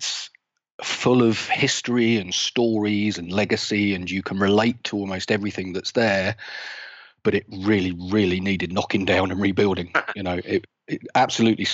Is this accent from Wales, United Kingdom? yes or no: no; South East England, United Kingdom; I'm based down in south of England, just outside London, about half an hour south of London. Been a southeast boy all my life.